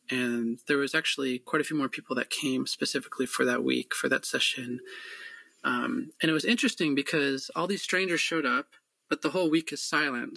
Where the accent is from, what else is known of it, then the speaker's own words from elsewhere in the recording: Michigan, United States; moved away; also born or lived in Alaska; growing up in Michigan